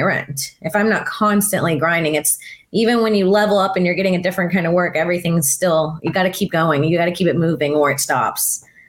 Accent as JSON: {"language": "English", "region": "Florida", "country": "United States", "tie": "born or raised there", "moved": "as an adult", "said": "grew up in Florida"}